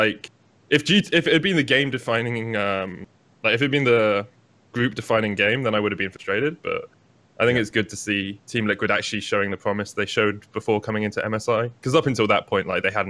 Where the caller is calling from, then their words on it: Berlin, Germany; I'm in Berlin, in my house.